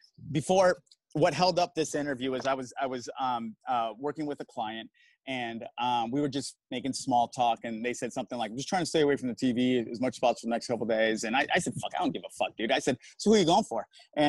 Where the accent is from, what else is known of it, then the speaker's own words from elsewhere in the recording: Arizona, United States; I'm from Arizona. I vote in Arizona.